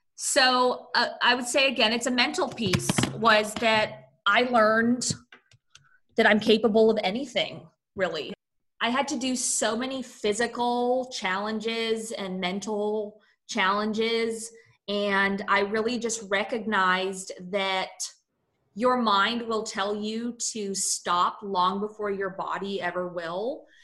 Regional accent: San Francisco, California, United States; I grew up in San Francisco, California, which is very liberal

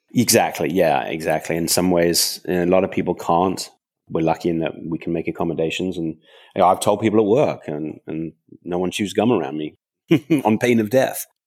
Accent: countryside just outside London, England, United Kingdom; I grew up in England, uh, on a farm in the, in the countryside just outside London

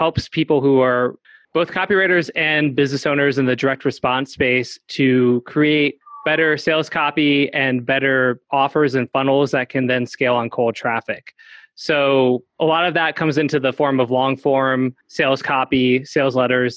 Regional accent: San Diego, California, United States; I'm from San Diego

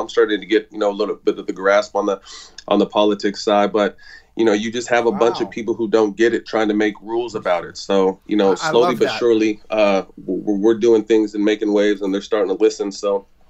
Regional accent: Sacramento, California, United States; my hometown, Sacramento.

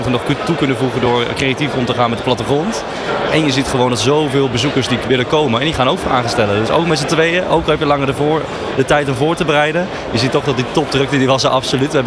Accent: Netherlands; als Nederlander zijnde

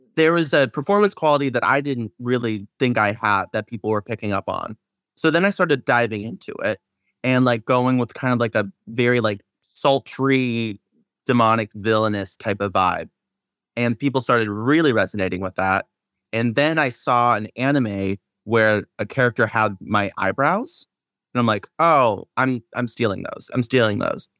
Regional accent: Seattle, Washington, United States; I'm from Seattle

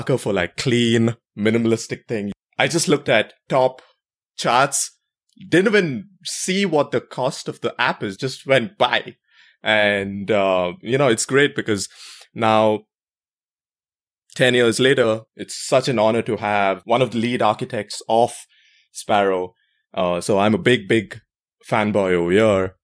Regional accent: India; growing up in India

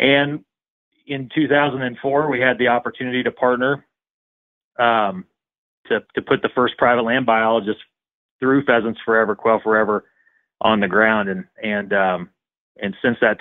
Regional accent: Central Missouri, United States; I'm from Central Missouri. Grew up in a really rural community

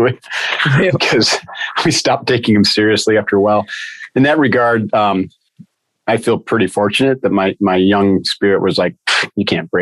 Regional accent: Adirondacks, northern New York, United States; I grew up with boats, and I grew up hiking in the Adirondacks

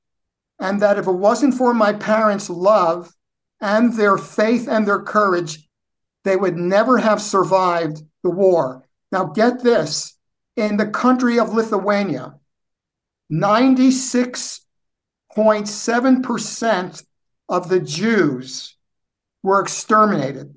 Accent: United States; I'm the only native born in my family

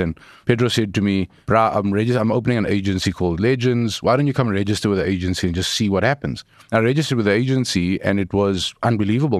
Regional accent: Johannesburg, Gauteng, South Africa; I grew up in Eldorado Park

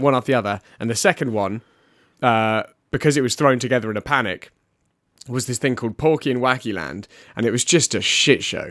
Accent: United Kingdom; as a British person

